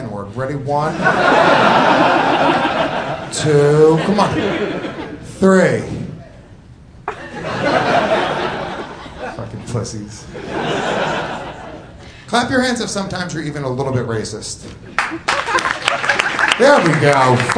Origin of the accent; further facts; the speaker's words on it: Rockland County, New York, United States; I grew up in Rockland County, New York, which is right outside of the city